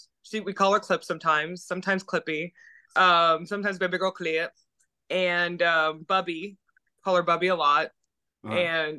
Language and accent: English; South Florida, United States; moved away as an adult; also born or lived in New York / Tampa, Florida; now in Western United States; I grew up in South Florida, and it's swamp. It's very swamp.